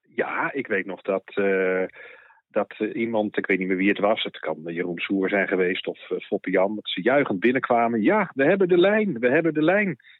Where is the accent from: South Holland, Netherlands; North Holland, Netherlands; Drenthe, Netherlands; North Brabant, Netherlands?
South Holland, Netherlands; The Hague; in Den Haag, waar ik vandaan kom